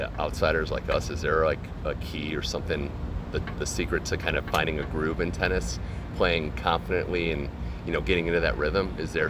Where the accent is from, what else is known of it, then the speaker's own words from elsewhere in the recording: Cleveland, Ohio, United States; not just because it's my hometown